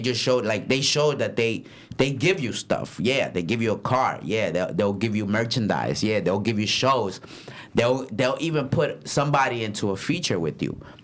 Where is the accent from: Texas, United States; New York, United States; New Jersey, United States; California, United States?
New Jersey, United States; Paterson; I'm from Patterson